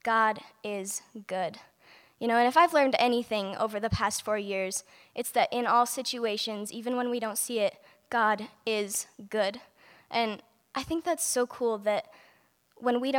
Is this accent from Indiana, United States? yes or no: no; Denton, Montana, United States; I'm from Denton, Montana. I was blessed to be raised in a Christian home